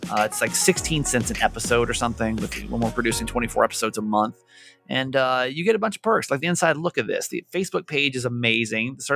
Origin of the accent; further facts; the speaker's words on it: San Diego, California, United States; I'm from San Diego, and she was a listener to my last radio station.